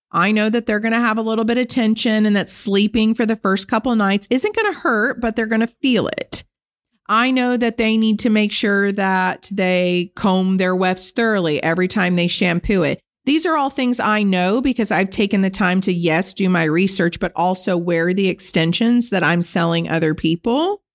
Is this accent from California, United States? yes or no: yes; Benicia, California, United States; I grew up dirt poor on Bayview Circle in Benicia, California, in government housing in the ghetto